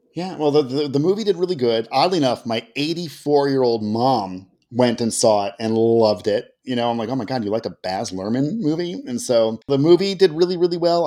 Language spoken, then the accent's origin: English; Seattle, Washington, United States; here in my hometown of West Seattle